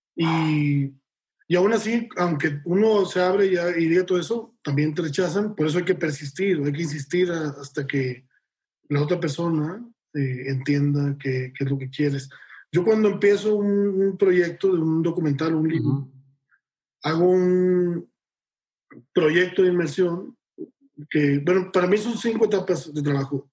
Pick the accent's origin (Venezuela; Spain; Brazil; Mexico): Mexico; Monterrey, Nuevo León; yo soy de Monterrey